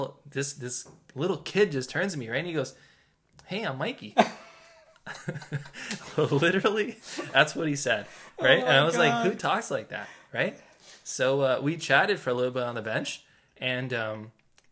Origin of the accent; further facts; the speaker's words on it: Toronto, Ontario, Canada; we're two guys from Toronto, Ontario, Canada